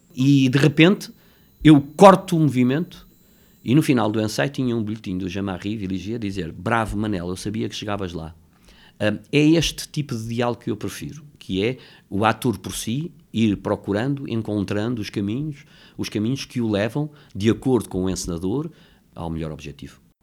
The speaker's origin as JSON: {"language": "Portuguese", "region": "Lisbon", "country": "Portugal", "tie": "born or raised there", "said": "vivia em Campolide, nasci em Campolide"}